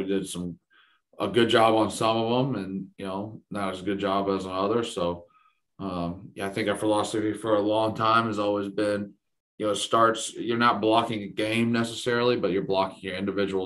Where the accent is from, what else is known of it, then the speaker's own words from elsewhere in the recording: Georgia, United States; moved away; growing up in the South and in Georgia